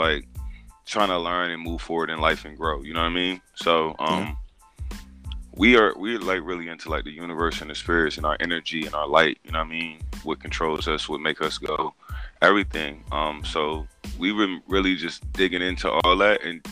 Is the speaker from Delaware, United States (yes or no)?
yes; Wilmington, Delaware, United States; now in South Carolina, United States; I was born in Wilmington, Delaware, North Philadelphia area. I was raised up there half of my life. And I just chose to move to South Carolina